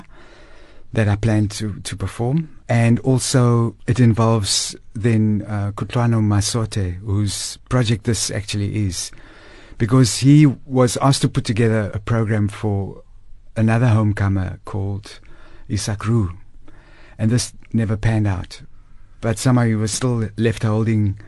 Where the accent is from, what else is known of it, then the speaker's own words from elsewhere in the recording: Cape Town, Western Cape, South Africa; moved away as an adult; now in Johannesburg, South Africa; I'm born and bred in Crawford in Cape Town